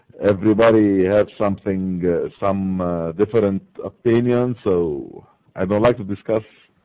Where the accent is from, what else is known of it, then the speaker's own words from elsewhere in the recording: France; English is a second language; moved away as an adult; now in Qatar; I'm French. So uh-huh. I work for many countries. So actually now I'm in Qatar, in the Gulf.